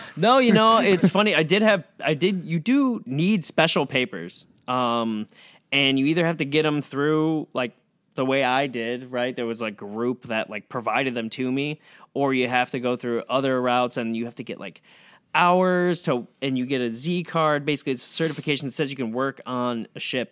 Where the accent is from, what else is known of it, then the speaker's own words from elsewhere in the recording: Amherst, New York, United States; moved away as an adult; also born or lived in Chicago; I grew up in Amherst. I went to Sweet Home High School